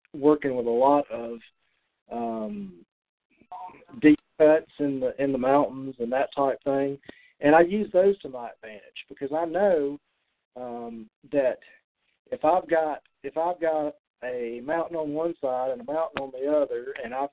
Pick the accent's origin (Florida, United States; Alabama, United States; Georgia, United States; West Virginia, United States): Alabama, United States; now in Tennessee, United States; I'm not originally from Tennessee. I'm an Alabama boy. And so when I moved to Tennessee